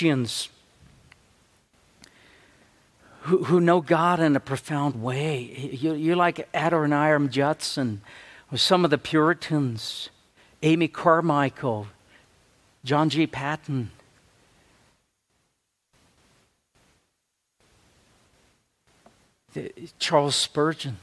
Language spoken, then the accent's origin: English; South Africa; moved away; I'm from South Africa. I make up English as I go along